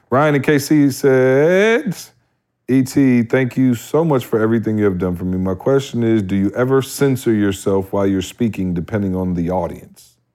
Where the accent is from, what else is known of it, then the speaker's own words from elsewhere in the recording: Barbados; I'm from Barbados